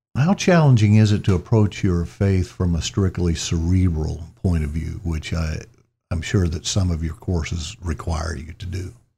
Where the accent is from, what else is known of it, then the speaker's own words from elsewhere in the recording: Columbus, Mississippi, United States; was born and raised in Columbus, Mississippi